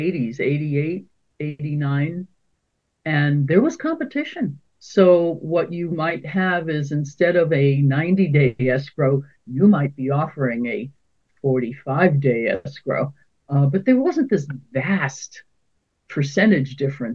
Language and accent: English; New York City, New York, United States; moved away as an adult; also born or lived in Southern California / San Francisco; now in Oakland, United States; I grew up in New York City, and I got tired of the weather. So I came to California